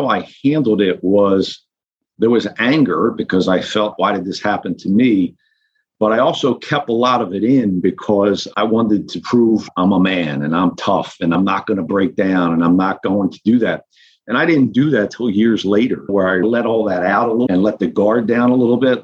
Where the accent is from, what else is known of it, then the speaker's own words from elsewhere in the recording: Norristown, Pennsylvania, United States; I grew up in Norristown, Pennsylvania